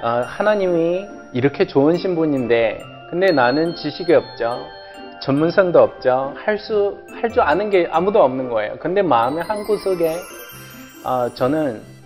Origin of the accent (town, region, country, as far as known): China; Korean is a second language; moved away as an adult; now in South Korea